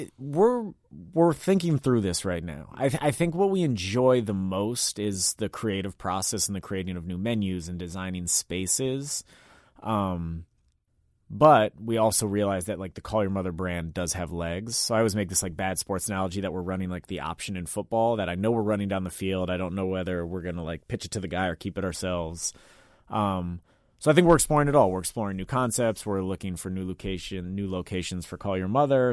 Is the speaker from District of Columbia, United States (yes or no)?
yes; Washington, District of Columbia, United States; I'm from D C, born and raised in Mount Pleasant